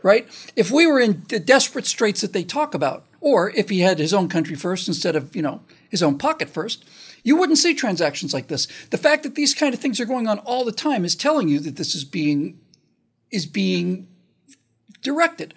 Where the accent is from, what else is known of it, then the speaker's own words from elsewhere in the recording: United States; especially as an American